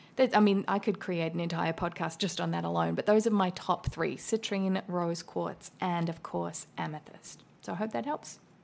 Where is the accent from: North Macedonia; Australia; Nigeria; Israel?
Australia; now in United States; an Australian living in America